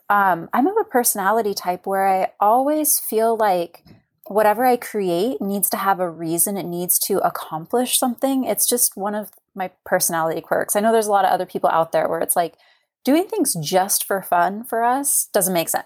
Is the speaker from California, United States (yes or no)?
yes; California, United States; moved away as an adult; also born or lived in Oregon coast; now in Astoria, United States; I was born and raised in California and, uh, about four years ago moved to the Oregon coast